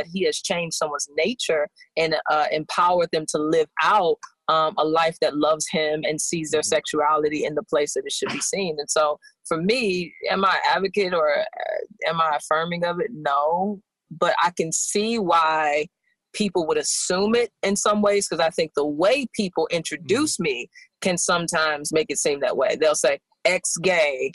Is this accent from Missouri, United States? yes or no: yes; St. Louis, Missouri, United States; moved away; also born or lived in Los Angeles; I'm from St. Louis. We met in LA and we're all moving here.